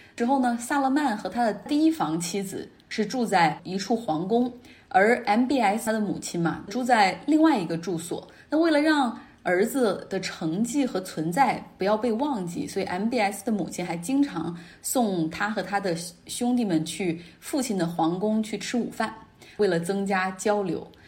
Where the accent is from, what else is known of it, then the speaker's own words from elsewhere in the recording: Northeast China, China; accent: Northeastern; 我们东北话